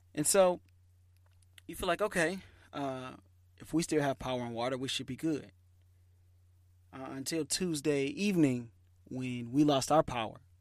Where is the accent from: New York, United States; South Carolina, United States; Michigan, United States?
Michigan, United States; moved away; I'm from Michigan.